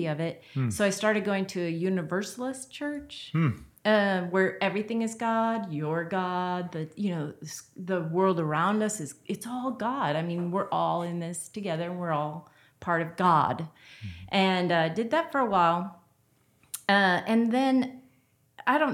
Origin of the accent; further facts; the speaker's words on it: Buffalo, New York, United States; also born or lived in Baton Rouge, Louisiana; now in Nacogdoches, United States; I was raised in Buffalo, New York.